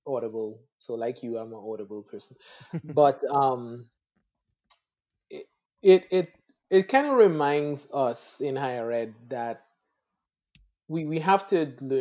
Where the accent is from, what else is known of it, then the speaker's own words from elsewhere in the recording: Trinidad & Tobago; moved away as an adult; also born or lived in Atlanta, Georgia; I'm from Trinidad and the Caribbean